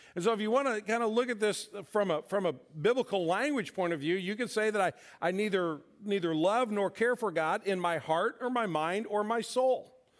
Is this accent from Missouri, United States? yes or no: yes; St. Louis, Missouri, United States; my sister and I grew up here in St. Louis